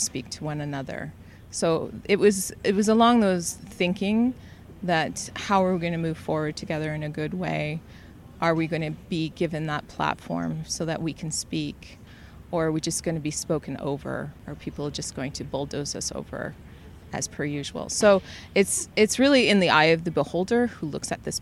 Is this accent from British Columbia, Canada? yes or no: no; Selkirk, Manitoba, Canada; I'm from Selkirk, so that had a meaningful relationship with me because my father's family was part of Peguis First Nations